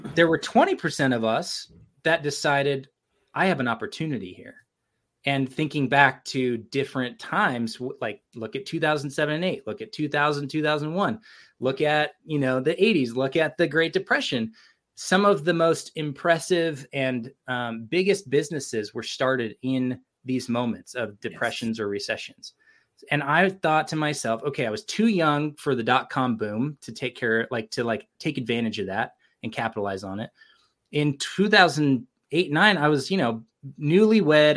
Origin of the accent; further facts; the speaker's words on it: California, United States; now in Provo, United States; I've been here since 2001. I grew up in California but this is my home now